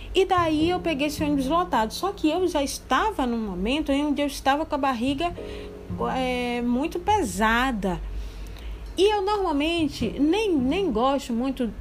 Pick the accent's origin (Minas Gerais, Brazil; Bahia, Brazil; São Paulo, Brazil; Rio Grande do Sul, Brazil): Bahia, Brazil; Candeias; moved away; lá em Candeias, né, que é a minha terra, né, e é onde minha mãe mora atualmente